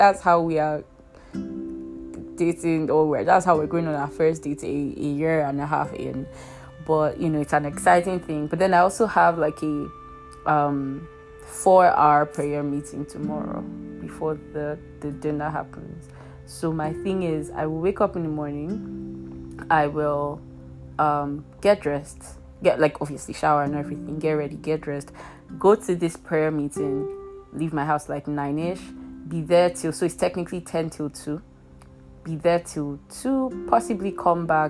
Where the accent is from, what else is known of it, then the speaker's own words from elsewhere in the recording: Nigeria; in Nigeria, there's this thing we do called NYSC.